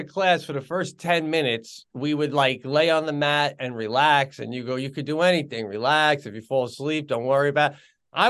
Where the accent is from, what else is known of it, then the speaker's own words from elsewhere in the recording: Long Island, New York, United States; when I came to visit here from Long Island, the guys on the team were just super nice.